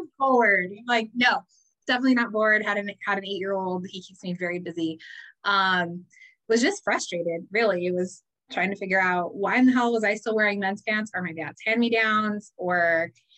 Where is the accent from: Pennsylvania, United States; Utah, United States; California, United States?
California, United States; Phelan; I grew up in Phelan, California, very small desert town, about a couple hours northeast of Los Angeles